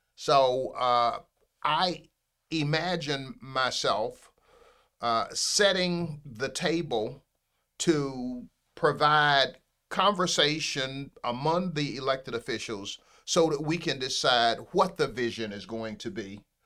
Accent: Pompano Beach, Florida, United States; I, uh, am a Broward County native. I'm one of those, uh, rare people who was born in Broward County. I was born in Pompano Beach, Florida

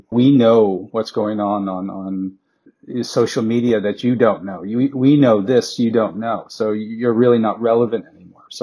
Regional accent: New York, United States; moved away as an adult; also born or lived in Shanghai, China / Los Angeles, United States; now in Chicago, United States; I grew up in Queens, New York, and I was definitely um, treated poorly as a, as a foreigner, not not seen as Chinese, but seen as you know just a, a foreign kid

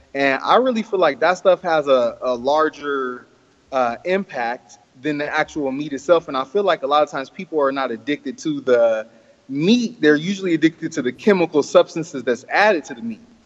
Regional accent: Oakland, California, United States; I was born and raised in Oakland, uh-huh. California

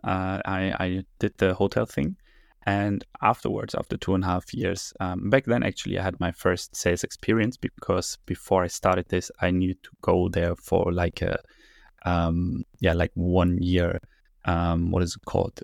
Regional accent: Berlin, Germany; I grew up here, born and raised in Berlin

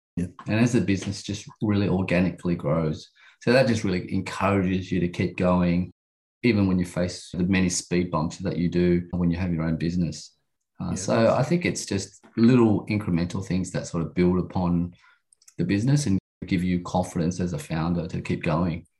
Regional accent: Sydney, New South Wales, Australia; I grew up in Sydney in the western suburbs

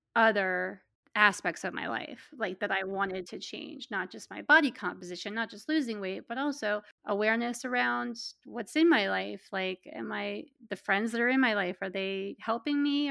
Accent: Pennsylvania, United States; also born or lived in Pittsburgh, Pennsylvania; I'm from Pennsylvania, and I live in central Pennsylvania now, but I lived in the western part of the state for about ten years in Pittsburgh

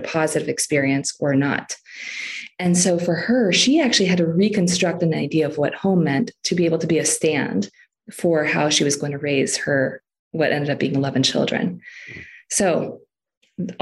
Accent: Philippines; moved away; I grew up in the Philippines.

